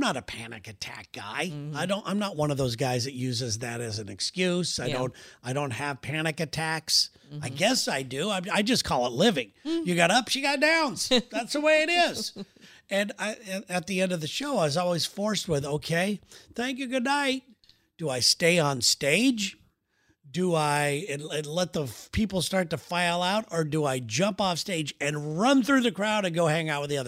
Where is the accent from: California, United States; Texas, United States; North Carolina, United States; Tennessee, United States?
California, United States; now in Seattle, United States; We're both from California